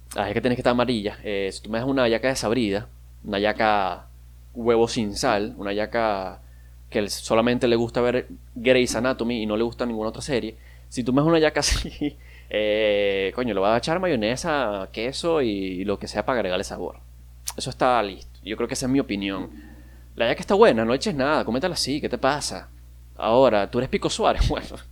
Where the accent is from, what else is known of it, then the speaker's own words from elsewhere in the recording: Maracaibo, Zulia, Venezuela; yo soy de Maracaibo, yo soy maracucho